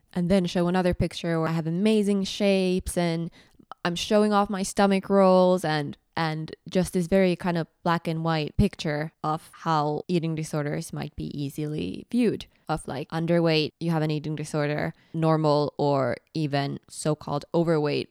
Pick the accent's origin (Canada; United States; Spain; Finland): Finland; English is a second language; moved away as an adult; also born or lived in Edinburgh, United Kingdom; when I moved away from Finland